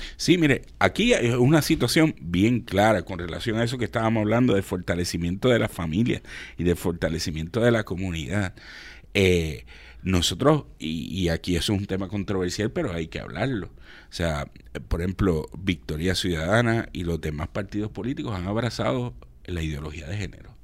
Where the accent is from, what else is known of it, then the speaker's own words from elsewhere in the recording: Puerto Rico; como puertorriqueños